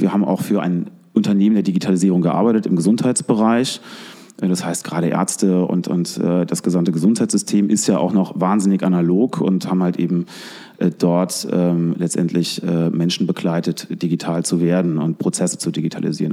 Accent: Koblenz, Rhineland-Palatinate, Germany; also born or lived in Hong Kong; bin hier geboren, groß geworden am Rhein

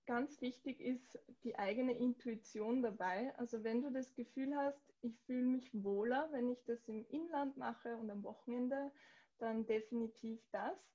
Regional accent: Austria; den Yoga einfach in einem Kontext der anders interpretiert wird, oft als zum Beispiel bei uns in Österreich.

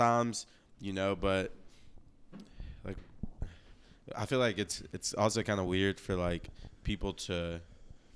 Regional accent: Lexington, Kentucky, United States; I'm born and raised in Lexington

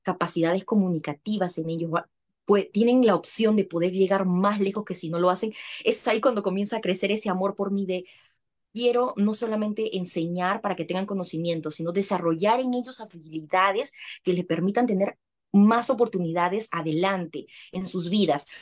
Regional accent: Lima, Peru; moved away as an adult; now in United States; yo soy de Perú, eh, nací en Lima, pero tengo familia en Trujillo y en Piura, que son provincias de mi país

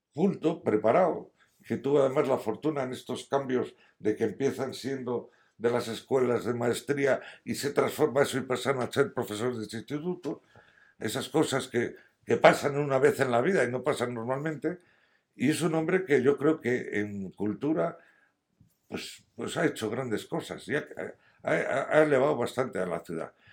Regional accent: Madrid, Community of Madrid, Spain; moved away as an adult; also born or lived in San Sebastián, Gipuzkoa; now in Astorga, Spain; aunque he nacido en San Sebastián, Guipúzcoa, por razones bélicas, yo me siento muy madrileño

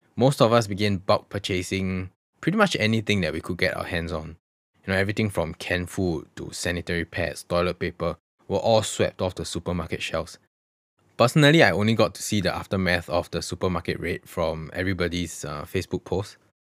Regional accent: Singapore; I genuinely have never been more ashamed to identify myself as a Singaporean during that period.

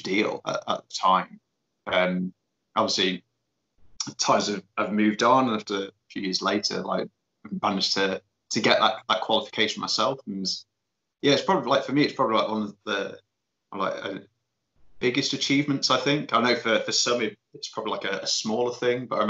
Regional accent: Leicester, East Midlands, United Kingdom; moved away as an adult; also born or lived in Northumberland; I grew up in Leicester, so over in Leicester it's just pretty much it's flat

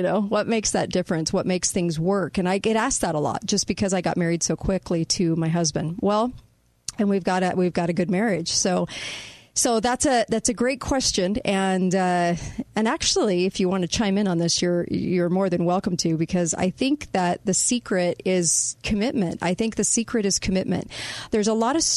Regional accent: United States; I can say I don't understand or even condone at all what the government does in my name as an American

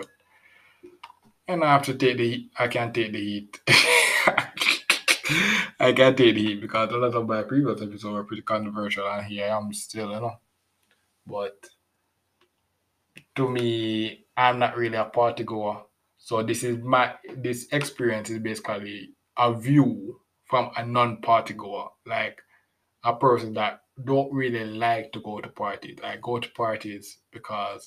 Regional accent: Jamaica; I'm a Jamaican as well.

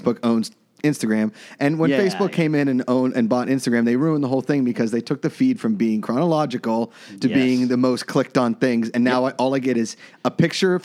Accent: Pittsburgh, Pennsylvania, United States; accent: Pittsburgh; my Pittsburgh accent

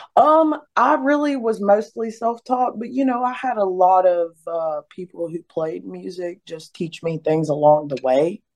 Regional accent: Beckley, West Virginia, United States; moved away; I was born and raised in West Virginia, Beckley, West Virginia.

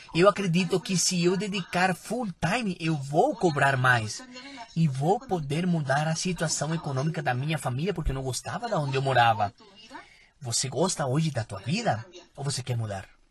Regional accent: Peru; Eu sou peruana

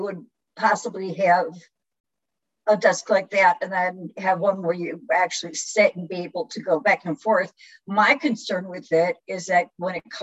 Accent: Chicago, Illinois, United States; now in Louisiana, United States; I'm from Chicago. When I lived in Chicago in the summertime, I was barefoot all the time.

